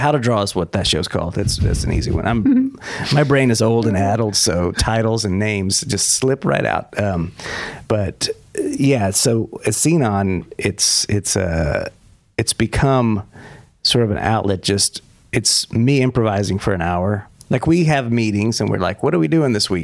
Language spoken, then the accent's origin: English; Texas, United States; moved away as an adult; also born or lived in New York; I'm from Texas originally. Mm-hmm. And while I was there till about 30 years old